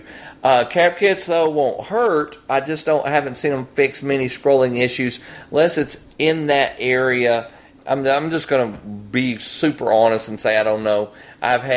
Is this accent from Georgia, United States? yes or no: no; North Louisiana, United States; also born or lived in Hobbs, New Mexico; I'm from Louisiana, by the way, from North Louisiana